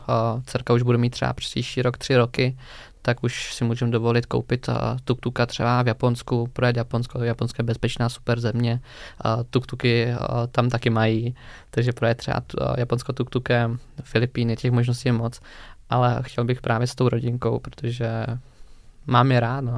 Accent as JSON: {"language": "Czech", "town": "Hranice", "region": "Olomouc Region", "country": "Czechia", "said": "k nám domů do Hraní za Moravy"}